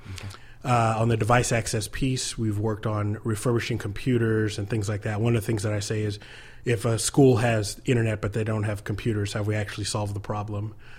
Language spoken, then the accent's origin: English; United States